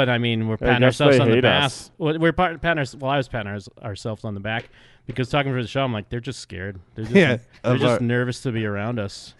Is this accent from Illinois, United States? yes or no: no; Massachusetts, United States; growing up in Massachusetts